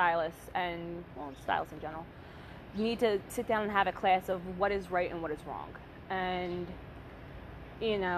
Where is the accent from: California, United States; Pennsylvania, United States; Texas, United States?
Pennsylvania, United States; Philadelphia; growing up in the States, specifically on the East Coast